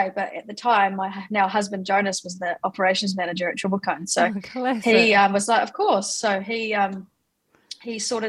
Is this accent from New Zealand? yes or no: yes; New Zealand; also born or lived in Gisborne, New Zealand / Hawke's Bay, New Zealand; So I was born in Gisborne in the North Island of New Zealand. And I moved, so started schooling there and then ended up finishing my school years in Hawke's Bay.